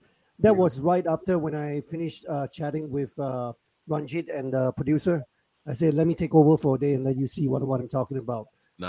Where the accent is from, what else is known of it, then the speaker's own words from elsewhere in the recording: Singapore; I'm from Singapore, right? I mean, never been to London, I never been to UK